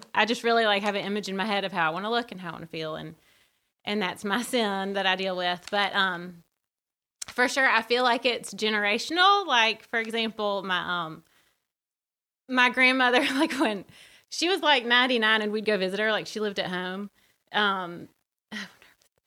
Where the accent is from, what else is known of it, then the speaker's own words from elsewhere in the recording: Birmingham, Alabama, United States; I grew up in Birmingham.